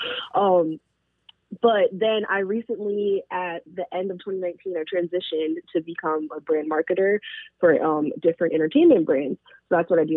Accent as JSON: {"language": "English", "country": "Jamaica", "said": "I'm Jamaican as well"}